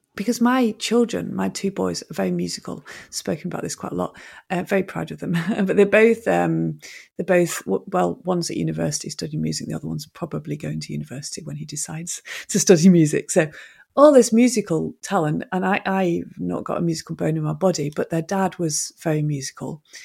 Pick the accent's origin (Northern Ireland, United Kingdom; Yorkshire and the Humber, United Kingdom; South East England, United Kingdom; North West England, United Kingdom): North West England, United Kingdom; Manchester; I'm actually from Manchester